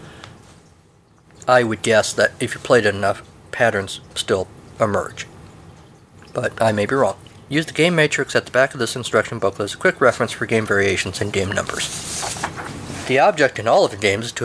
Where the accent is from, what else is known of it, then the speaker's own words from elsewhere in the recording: United States; I'm an American